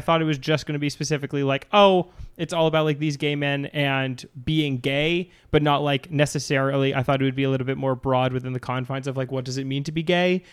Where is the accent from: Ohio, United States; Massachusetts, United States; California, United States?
Massachusetts, United States; Cape Cod; I'm from Massachusetts, Cape Cod